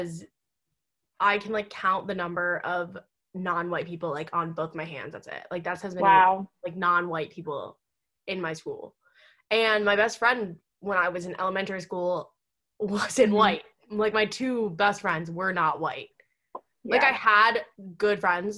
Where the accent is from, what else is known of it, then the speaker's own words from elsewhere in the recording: United States; I was born in America